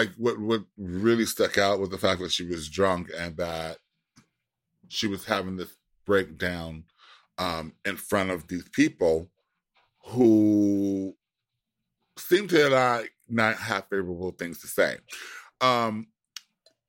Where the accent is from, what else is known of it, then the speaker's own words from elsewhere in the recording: Manchester, North West England, United Kingdom; Oh my God. I'm from Manchester.